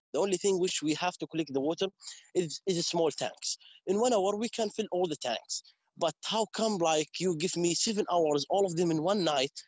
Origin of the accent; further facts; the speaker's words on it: Umm al-Khair, West Bank, Palestine; English is a second language; also born or lived in Yatta / Hebron; I'm uh, from Omar umm Khair Village, South Hebron Hills